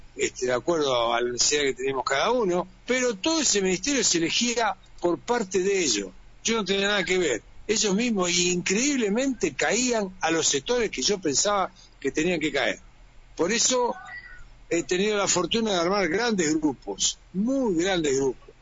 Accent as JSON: {"language": "Spanish", "country": "Argentina"}